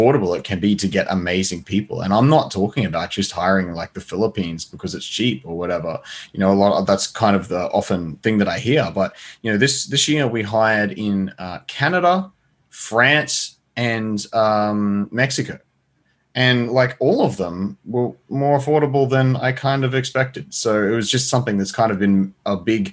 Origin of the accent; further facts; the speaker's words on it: Australia; as an Australian